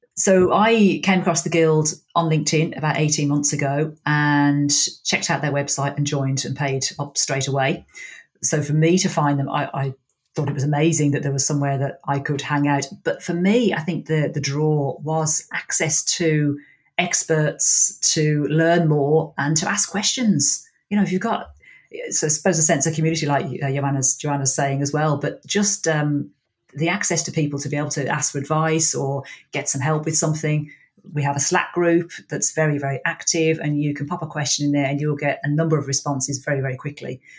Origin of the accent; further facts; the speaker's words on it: Birmingham, West Midlands, United Kingdom; now in Ireland; I am from Birmingham in England and I speak English.